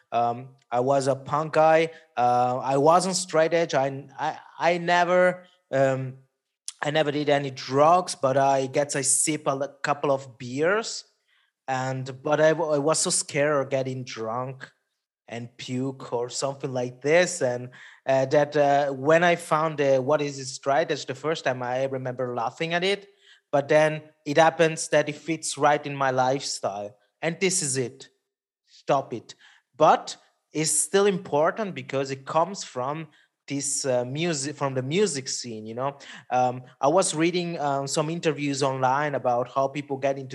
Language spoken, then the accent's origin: English; Italy; first language Italian; English is a second language; my mother tongue is Italian. So when I'm on Italy with some bands, it's double fun because you you you really communicate with the people there.